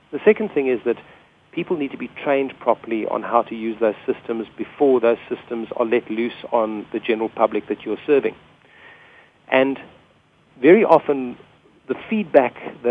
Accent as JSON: {"language": "English", "country": "South Africa", "said": "which we call a petrol station in South Africa."}